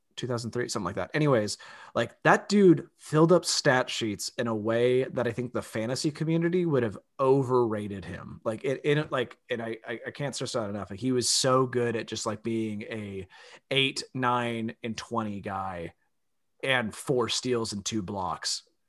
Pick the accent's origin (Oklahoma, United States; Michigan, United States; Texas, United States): Texas, United States; Austin; my hometown.